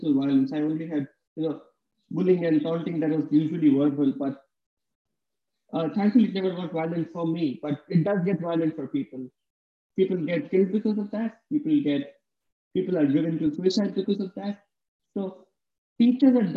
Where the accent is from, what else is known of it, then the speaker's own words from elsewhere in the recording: India; growing up in India